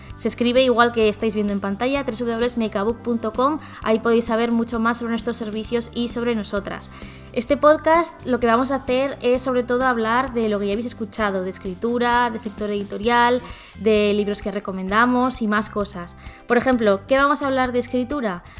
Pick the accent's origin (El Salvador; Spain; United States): Spain; Zaragoza, Aragon; now in Barcelona, Spain; nací en Zaragoza, ahora mismo estoy viviendo en Barcelona